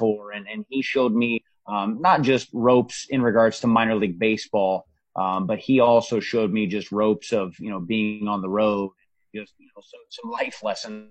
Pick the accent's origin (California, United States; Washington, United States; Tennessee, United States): Washington, United States; Spokane; moved away as an adult; I grew up in Spokane, Washington